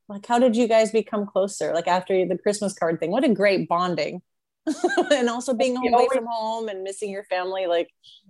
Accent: United States; I'm American

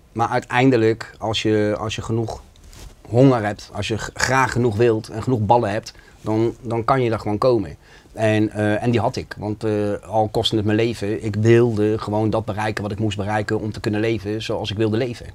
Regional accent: The Hague, South Holland, Netherlands; ik kom uit Schilderswijk. En bij ons in de omgeving was het heel normaal dat je in de criminaliteit zat.

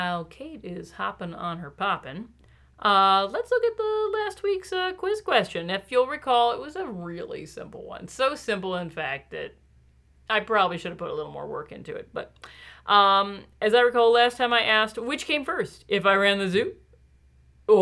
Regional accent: Michigan, United States; we're from Michigan

